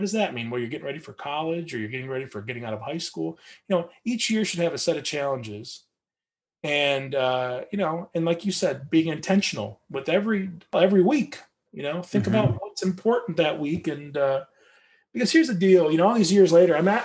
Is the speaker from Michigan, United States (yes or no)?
yes; Michigan, United States; now in Portland, United States; I live in Portland, Oregon. I was born in Michigan